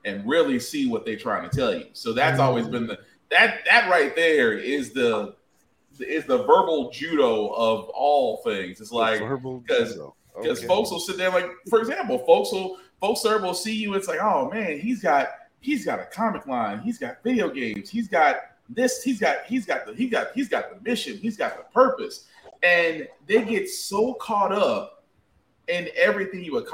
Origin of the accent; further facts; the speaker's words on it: the South, United States; I'm from the South